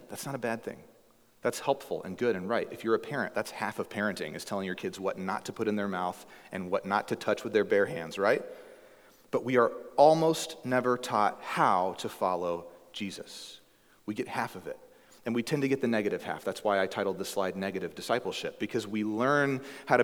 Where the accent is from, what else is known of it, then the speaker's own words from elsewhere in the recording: the Bible Belt, United States; now in Alaska, United States; where I grew up in the Bible Belt